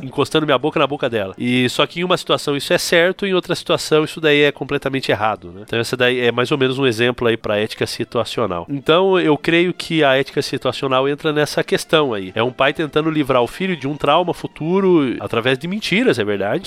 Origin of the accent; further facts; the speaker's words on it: interior of São Paulo, Brazil; moved away as an adult; now in Montevideo, Uruguay; eu sou natural do interior de São Paulo. Eu estou agora no Uruguai, Montevidéu